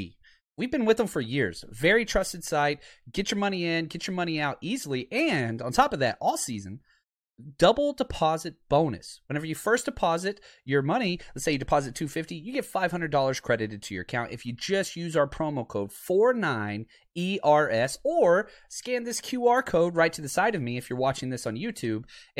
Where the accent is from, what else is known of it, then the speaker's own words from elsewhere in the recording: Texas, United States; I'm from Texas, man.